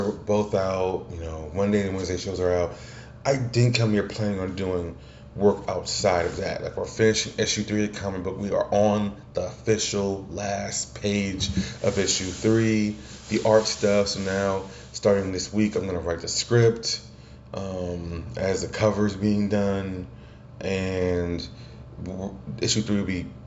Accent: the South, United States; I was from the South. I'm from the South

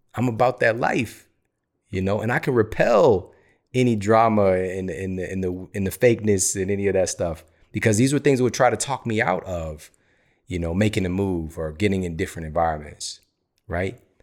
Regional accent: Missouri, United States; I'm from Missouri

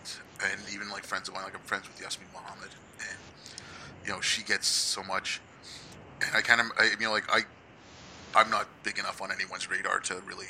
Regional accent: Hyderabad, Telangana, India; I grew up in Hyderabad, or I was born in Hyderabad in India.

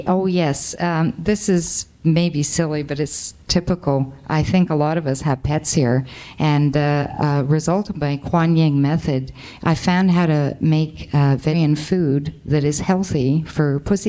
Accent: Canada; I come from Canada, so there's snow up to your knees

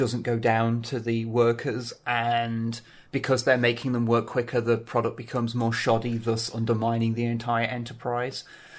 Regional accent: East Midlands, United Kingdom; accent: Derbyshire; So I try and stop doing that now and just let myself sound Derbyshire from time to time.

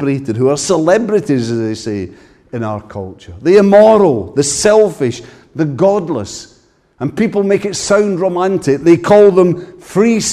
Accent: Ayrshire, Scotland, United Kingdom; I come from Ayrshire

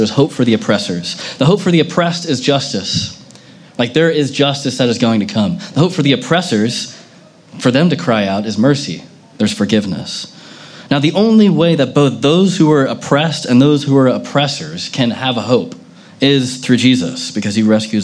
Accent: United States; I was born in America

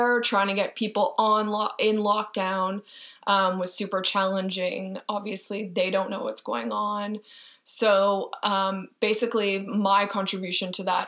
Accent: Montreal, Quebec, Canada; also born or lived in Toronto; hired at CJD 800 in my hometown

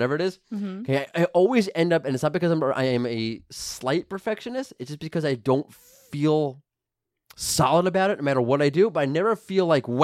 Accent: New York, United States; I'm from New York.

